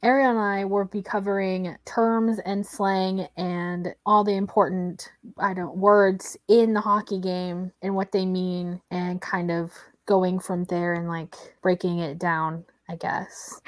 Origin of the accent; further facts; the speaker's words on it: Oklahoma, United States; I'm from Oklahoma